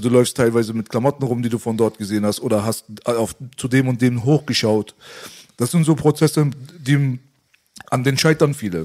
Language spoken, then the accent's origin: German; Iran; moved away; das Land, wo ich herkomme, hat schon immer ein riesengroßes Potenzial gehabt